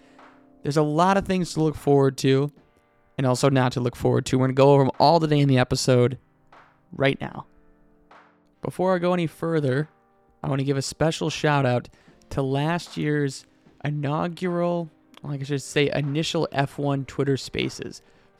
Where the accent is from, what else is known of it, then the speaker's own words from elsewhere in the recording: United States; As an American